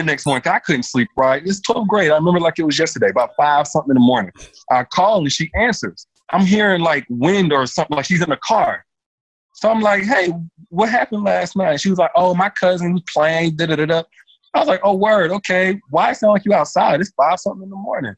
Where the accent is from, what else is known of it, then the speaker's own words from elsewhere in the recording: Enterprise, Alabama, United States; now in Alpharetta, United States; Alabama, Enterprise, Alabama, small town in Alabama